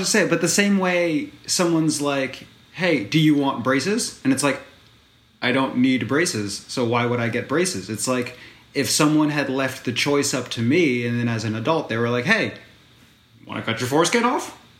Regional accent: United States; I'm American

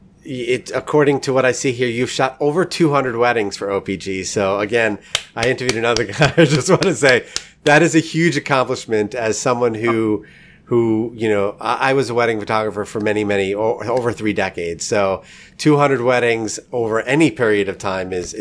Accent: New York, United States; now in St. Louis, United States; I'm in St. Louis now, but I'm originally from New York

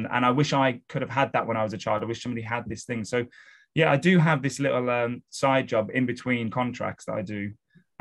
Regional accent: Wolverhampton, West Midlands, United Kingdom; moved away as an adult; now in London, United Kingdom; I'm from the UK. So I was born and raised in a city called Wolverhampton, which is just north of Birmingham, which is in the center of the UK.

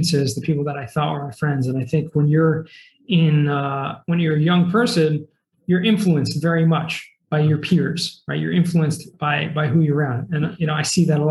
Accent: Los Angeles, California, United States; also born or lived in Boston, Massachusetts; I was actually born in Massachusetts, in Boston, little suburb outside of Boston, but moved to California, Southern California, when I was 9 years old. And basically, you know, grew up, I feel like, you know, that's what I remember the most growing up in Southern California, in the San Fernando Valley

